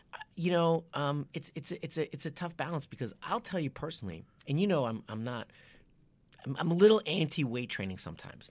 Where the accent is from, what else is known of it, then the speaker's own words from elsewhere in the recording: Japan; moved away; I was brought up in Japan